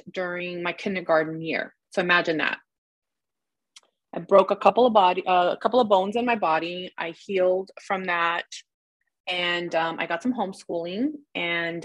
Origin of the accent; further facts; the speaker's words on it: Los Angeles, California, United States; also born or lived in Pacoima / Sylmar; I was born and raised in the San Fernando Valley.